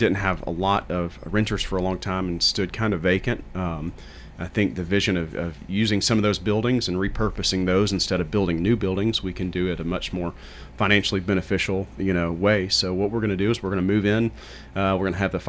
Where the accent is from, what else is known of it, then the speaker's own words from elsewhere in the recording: Murfreesboro, Tennessee, United States; I was born in Murfreesboro